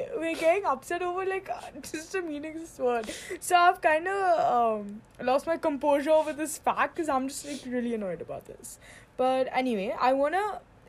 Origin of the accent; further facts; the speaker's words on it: India; I'm Indian